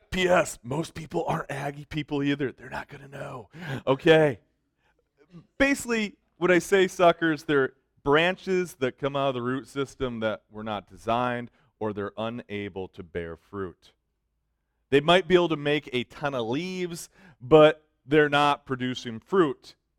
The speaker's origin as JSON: {"language": "English", "town": "Detroit", "region": "Michigan", "country": "United States", "said": "I'm from Detroit. okay? I've always lived in the city."}